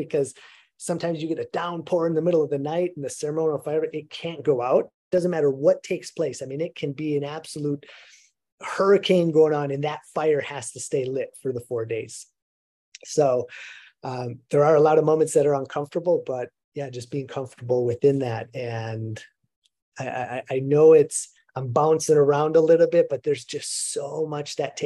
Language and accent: English; Minnesota, United States; moved away; growing up in Minnesota